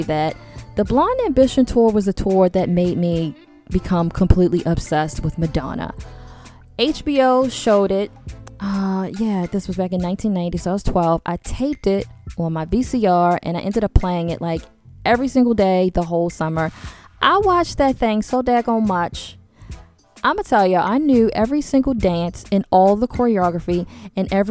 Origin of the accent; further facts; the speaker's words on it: Baltimore, Maryland, United States; I'm from Baltimore